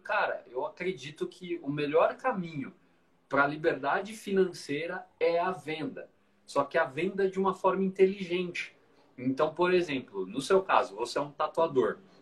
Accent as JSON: {"language": "Portuguese", "country": "Brazil", "said": "aqui no Brasil"}